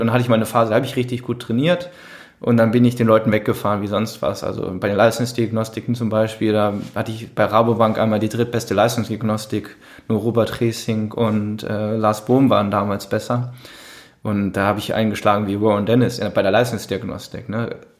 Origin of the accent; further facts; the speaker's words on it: Düsseldorf, North Rhine-Westphalia, Germany; ich dann als Düsseldorfer